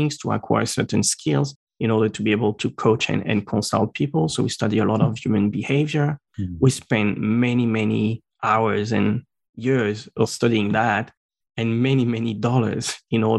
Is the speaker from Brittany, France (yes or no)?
no; Normandy, France; first language French; English is a second language; moved away as an adult; also born or lived in Strasbourg, France; now in Brisbane, Australia; In France, I was born in Normandy. Mm-hmm. So I spent all until like the first part of uni there